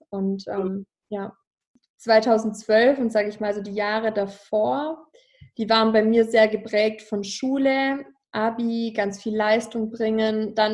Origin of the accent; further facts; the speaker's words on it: Ravensburg, Baden-Württemberg, Germany; Also ich komme ja aus dem Schwäbischen, Ravensburg am Bodensee, da komme ich ja her